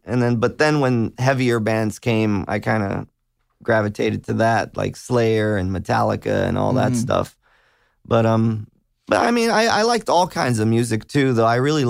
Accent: Hollywood, California, United States; But I grew up right off Hollywood, around Santa Monica and Vine.

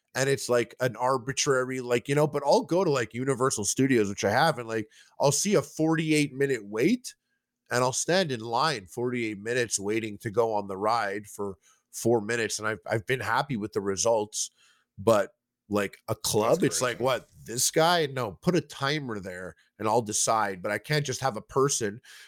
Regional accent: Quebec, Canada; just like this suburb, English-speaking suburb, like a little outside of Montreal.

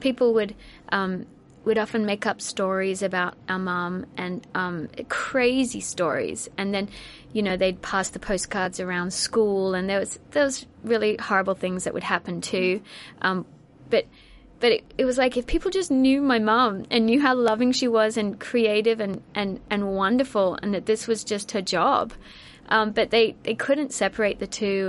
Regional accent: Australia; moved away as an adult; now in United States; growing up in Australia at that time

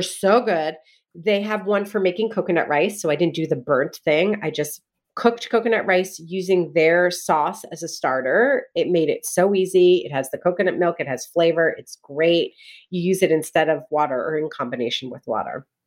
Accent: New Jersey, United States; I grew up in Jersey

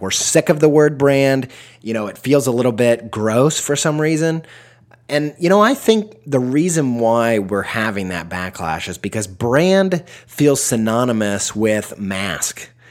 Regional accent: Midwest, United States; I'm from the Midwest

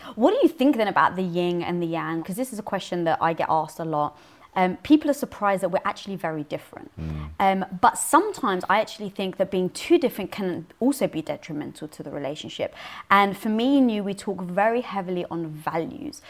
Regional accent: London, United Kingdom; born or raised there

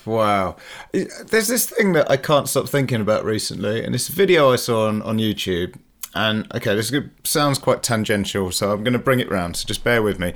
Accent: Leicester, East Midlands, United Kingdom; I'm from Leicester

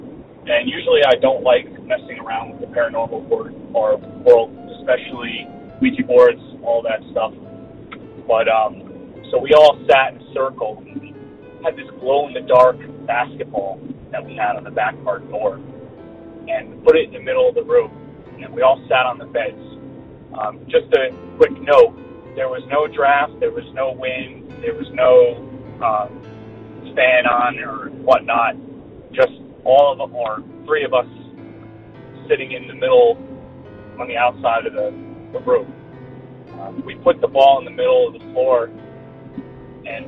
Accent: New York, United States; I'm from New York State

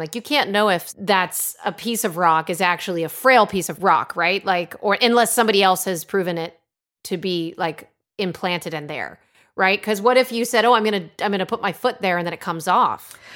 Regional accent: Connecticut, United States; Growing up in Connecticut, where I'm originally from

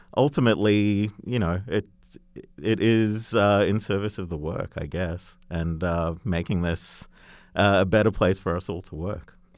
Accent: Australia; accent: Australian; moved away; Australian tourism, which, uh, you know, through my accent, you might gather I might know a little bit about.

